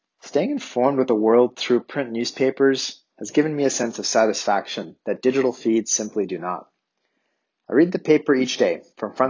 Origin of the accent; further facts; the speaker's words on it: Canada; accent: Canadian; my Canadian accent